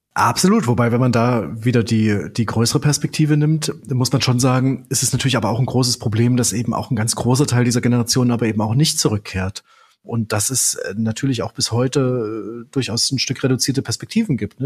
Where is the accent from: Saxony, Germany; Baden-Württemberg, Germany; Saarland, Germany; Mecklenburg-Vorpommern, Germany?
Saxony, Germany; Leipzig; Also ich bin in Leipzig geboren. Ich äh, sitze jetzt hier gerade an einem Leipziger Schreibtisch